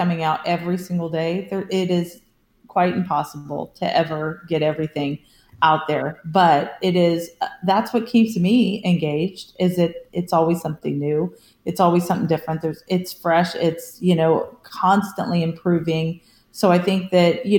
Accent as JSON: {"language": "English", "region": "California", "country": "United States", "tie": "born or raised there", "said": "I grew up in California"}